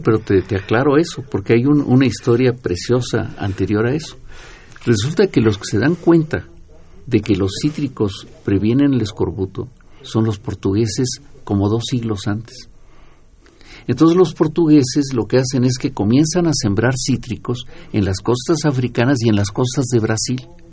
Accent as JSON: {"language": "Spanish", "country": "Mexico"}